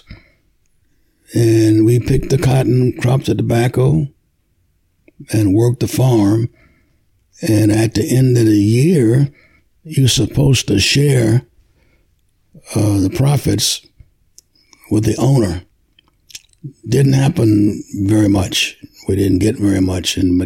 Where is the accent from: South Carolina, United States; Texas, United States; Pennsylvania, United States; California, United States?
South Carolina, United States; Bishopville; moved away; I was born in Bishopville, South Carolina, in 1937